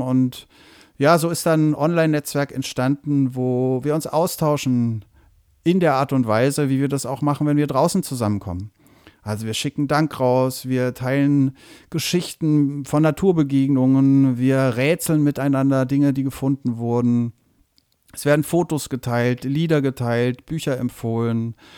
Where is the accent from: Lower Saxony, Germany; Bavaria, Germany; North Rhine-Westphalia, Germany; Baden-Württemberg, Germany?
Bavaria, Germany; near Würzburg; moved away; wo ich aufgewachsen bin, nämlich bei Würzburg